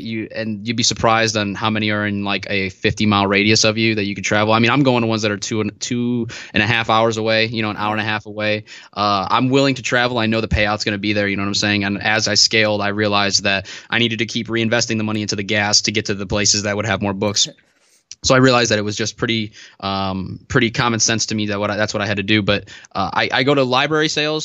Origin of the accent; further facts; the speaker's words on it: Northwest Indiana, United States; I'm from Northwest Indiana. So I'm, like, forty-five minutes away from Chicago